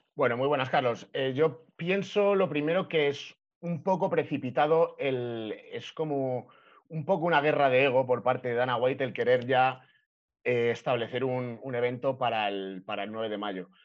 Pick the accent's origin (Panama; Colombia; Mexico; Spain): Spain; en mi país